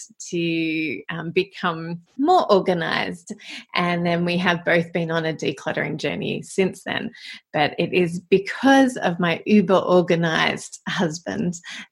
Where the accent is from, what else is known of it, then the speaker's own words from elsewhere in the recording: Melbourne, Victoria, Australia; now in Sydney, Australia; we were both born in Melbourne. So we grew up in Melbourne.